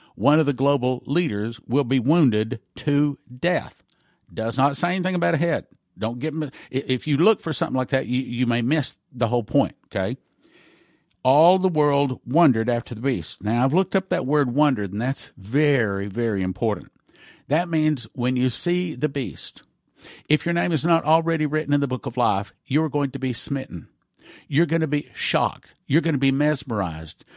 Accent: Texas, United States; being Texan

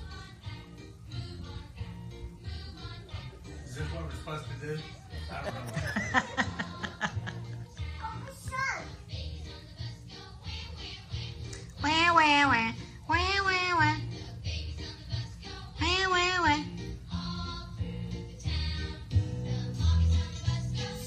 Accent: Texas, United States; moved away as an adult; also born or lived in Kansas; we moved from Texas to Kansas. So the Southern Belle went there, and I never fit in. So he brought me back to Texas

